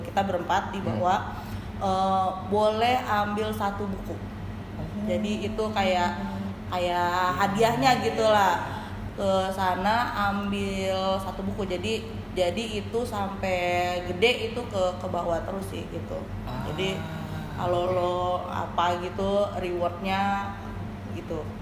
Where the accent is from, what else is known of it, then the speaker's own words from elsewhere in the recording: Cianjur, West Java, Indonesia; accent: Sundanese; moved away as an adult; also born or lived in Bandung; now in Jakarta, Indonesia; Saya lahir dan besar di Cianjur